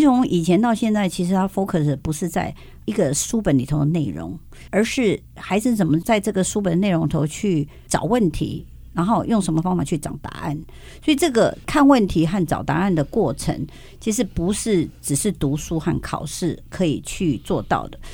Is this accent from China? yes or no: no; Taiwan; 我们台湾